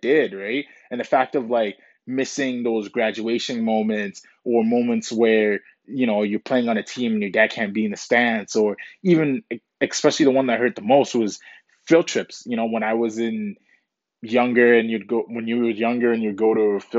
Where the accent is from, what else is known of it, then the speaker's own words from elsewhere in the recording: Canada; also born or lived in Ghana; I was basically raised in Canada, came to Canada when I was 7